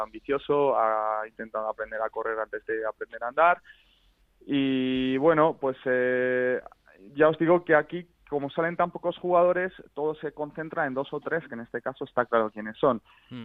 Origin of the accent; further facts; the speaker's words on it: San Sebastián, Basque Country, Spain; now in Oslo, Norway; Yo soy de San Sebastián, pero ahora